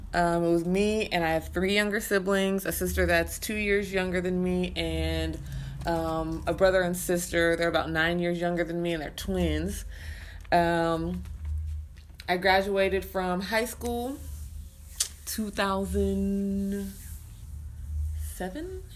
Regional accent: Arkansas City, Kansas, United States; I was born and raised in Arc City, Kansas

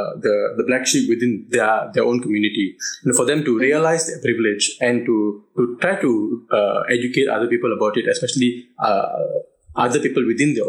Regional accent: Malaysia; my family has been in Malaysia for four generations now. You know, we are not outsiders. We built this country together. We were born in this country. We grew up in this country. I am Malaysian by blood.

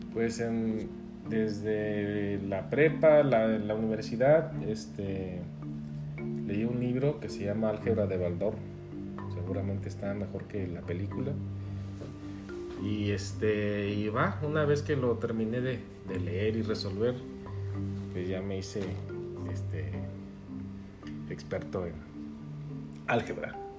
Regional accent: Guadalajara, Jalisco, Mexico; moved away as an adult; also born or lived in Los Cabos; now in Guadalajara, Mexico; Sí, soy de Guadalajara, aquí nací.

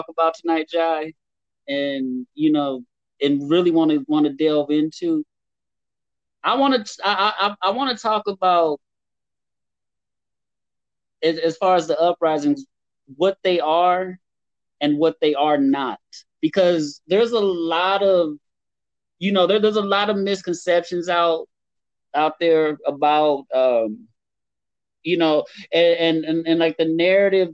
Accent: Santa Ana, California, United States; I'm from Santa Ana. I hail from Santa Ana. I grew up there

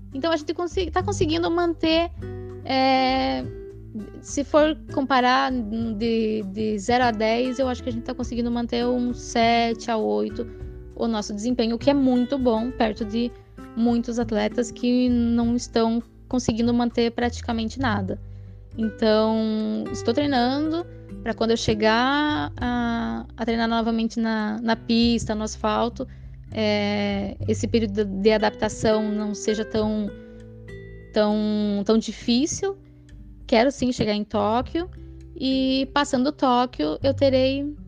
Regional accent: Santa Catarina, Brazil; moved away; desde que eu saí de Santa Catarina, deixei lá a minha família

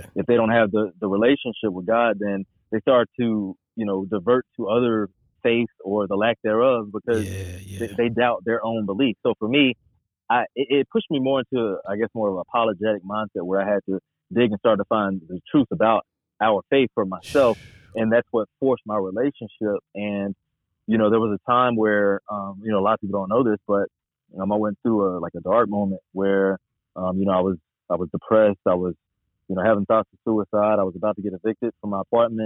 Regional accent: Charlotte, North Carolina, United States; I grew up in Charlotte, born and raised

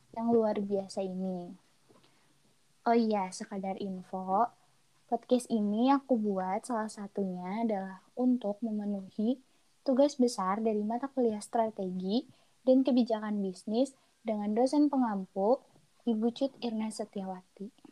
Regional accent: Bandung, West Java, Indonesia; Aku asli orang Bandung dan tinggal di Bandung, tepatnya di Antapani.

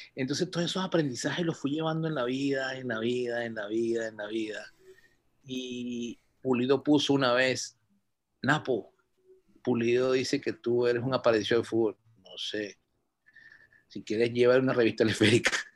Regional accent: Venezuela; yo nací, pero mi, mi, en el año 57, y yo vivía en una urbanización Francisco de Miranda

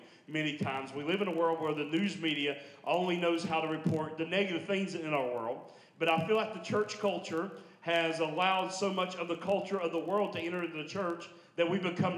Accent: Logan County, southern West Virginia, United States; I'm Logan County boy. So I'm southern West Virginia

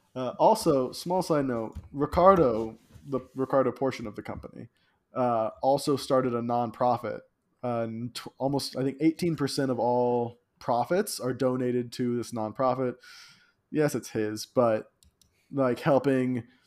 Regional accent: Colombia; I'm you know from Colombia

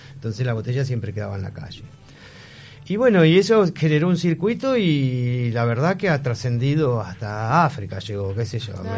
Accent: Buenos Aires, Argentina; Me alejé de Buenos Aires, vivo en las afueras porque no toleré tampoco toda la locura de la ciudad

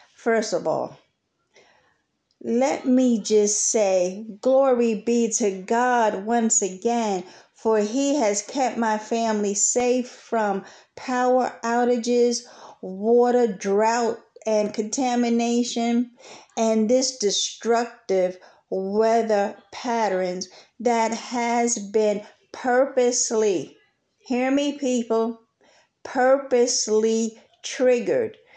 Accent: New York City, New York, United States; moved away as an adult; now in Texas, United States; Although I am from New York, Brooklyn, New York City, I have transplanted myself down here in Texas

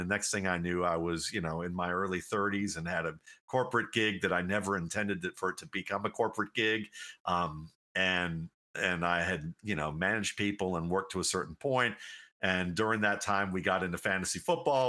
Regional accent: Cleveland, Ohio, United States; growing up in Cleveland, Ohio

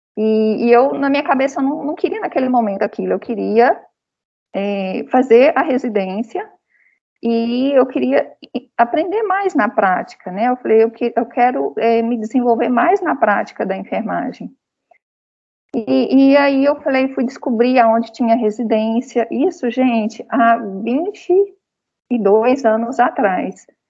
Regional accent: Goiás, Brazil; now in Brasília, Brazil; eu sou goiana

